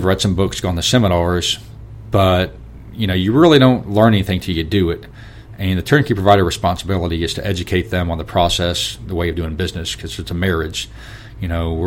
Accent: the South, United States; hillbillies from the South

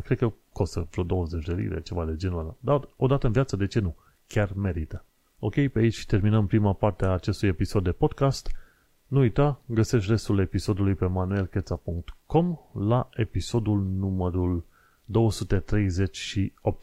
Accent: Romania; moved away as an adult; now in London, United Kingdom; am fost crescuți în România

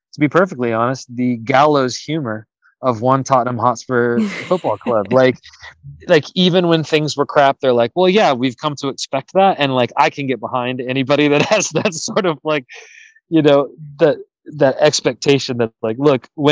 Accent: United States; Was part of the Olympic development program here as a youth

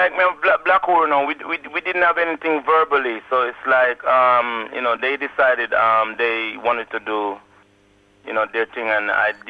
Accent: Kingston, Jamaica; I grew up in Kingston 11. You know, they call it Waterhouse.

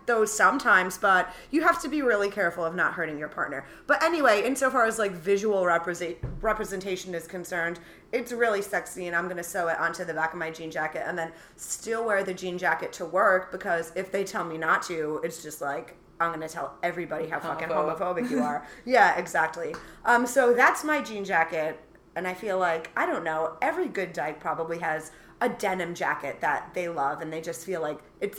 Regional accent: New York, United States; It can be hard as a New Yorker too, putting all your shit in a backpack.

